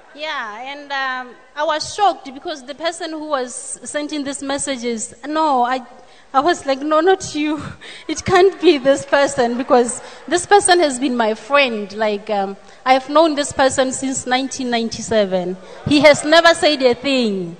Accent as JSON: {"language": "English", "country": "Botswana", "said": "I'm from Botswana"}